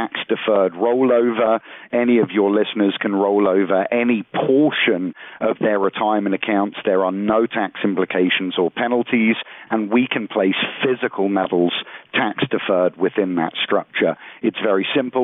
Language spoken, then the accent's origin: English; United Kingdom; moved away; I'm originally from the United Kingdom